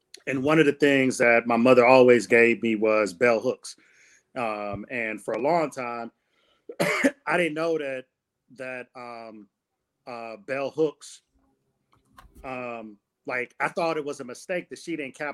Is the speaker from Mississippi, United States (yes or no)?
no; Detroit, Michigan, United States; growing up in Detroit in a neighborhood that I grew up